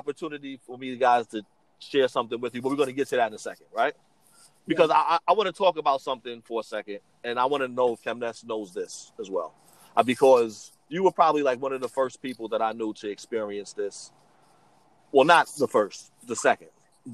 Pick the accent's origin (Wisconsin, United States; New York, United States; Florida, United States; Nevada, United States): New York, United States; New York City; also born or lived in South Bronx, New York; when I first moved to Brooklyn, because I came from the South Bronx